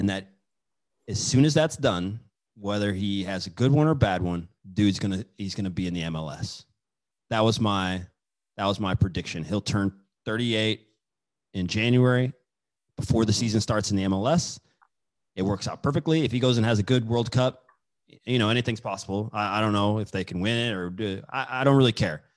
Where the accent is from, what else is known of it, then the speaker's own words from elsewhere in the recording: Kansas, United States; I'm from Kansas